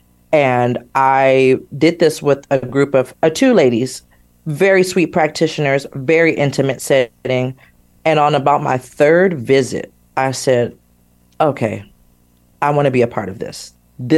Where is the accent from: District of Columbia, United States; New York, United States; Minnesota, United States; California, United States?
California, United States; Sacramento; I grew up in Sacramento, California.